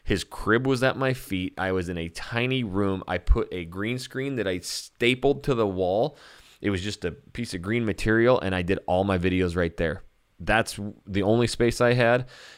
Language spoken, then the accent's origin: English; Texas, United States; now in Portland, United States; know, I'm living in Portland, Oregon now, so maybe I'll get rid of the Brahma Bowl, you know, because I'm from Texas.